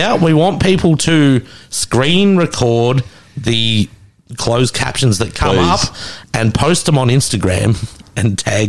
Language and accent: English; Melbourne, Victoria, Australia; I'm from Melbourne